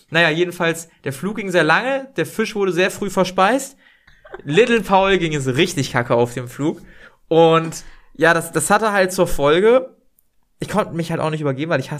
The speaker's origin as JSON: {"language": "German", "region": "Northern Germany", "country": "Germany", "said": "wir kommen aus dem Norden, aber ich fühle das so gar nicht."}